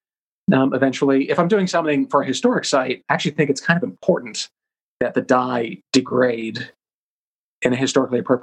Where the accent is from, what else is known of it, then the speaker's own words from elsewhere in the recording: Rhode Island, United States; I grew up in Rhode Island, and so I went to Slater Mill a lot as a kid